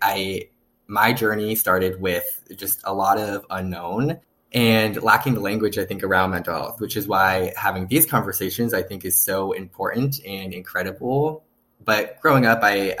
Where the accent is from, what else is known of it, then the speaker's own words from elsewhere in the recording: Northern California, United States; I'm from California, born and raised. I am the epitome of a Californian. I grew up in Northern California